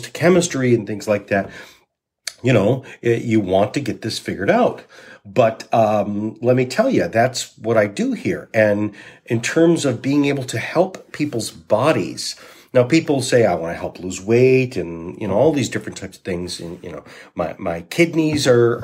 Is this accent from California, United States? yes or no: no; Saginaw, Michigan, United States; also born or lived in Walloon Lake, Michigan; I grew up on Walloon Lake. In Saginaw and Walloon Lake, and Walloon Lake is my place.